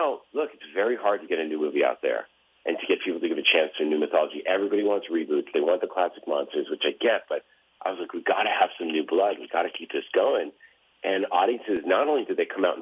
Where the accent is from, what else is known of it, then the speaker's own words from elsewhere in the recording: Massachusetts, United States; I grew up in Massachusetts.